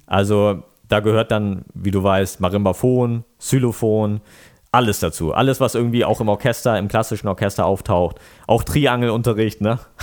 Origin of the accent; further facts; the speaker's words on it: Lower Saxony, Germany; also born or lived in Bremen / United States; now in Stade, Germany; Dann sind wir ins Umland gezogen und äh, da kommen wir ja alle so her, ne, aus dem Umland von Bremen